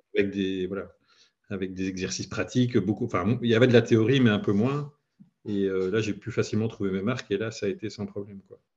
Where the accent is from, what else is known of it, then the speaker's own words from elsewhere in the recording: Belgium; j'habite en Belgique, je suis belge